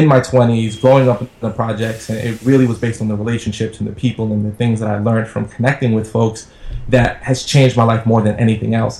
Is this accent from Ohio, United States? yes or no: no; New York City, New York, United States; I grew up in Brooklyn, New York, in the projects